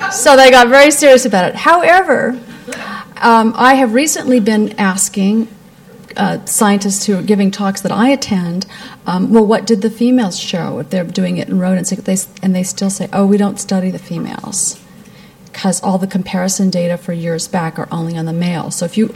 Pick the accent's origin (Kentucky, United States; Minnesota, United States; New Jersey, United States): Kentucky, United States; Appalachia, mountains of; now in San Francisco, United States; But I was born in Appalachia, actually, up in the mountains of Kentucky, and my parents were missionaries in 1952